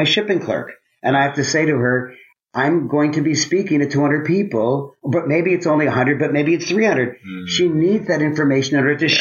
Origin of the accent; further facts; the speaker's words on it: Toronto, Ontario, Canada; I grew up in Toronto, Canada. I'm a Canadian.